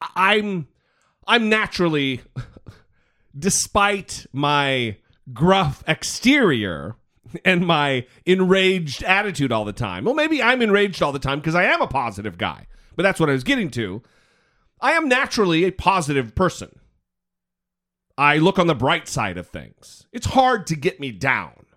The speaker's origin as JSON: {"language": "English", "region": "Idaho", "country": "United States", "also_born_or_lived": "Missouri", "said": "I'm from Idaho"}